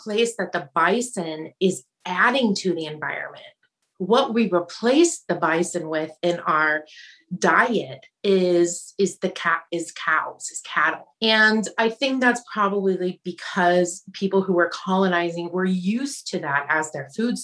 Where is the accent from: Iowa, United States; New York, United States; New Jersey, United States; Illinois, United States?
Iowa, United States; moved away; also born or lived in Kona, Hawaii; I grew up in Iowa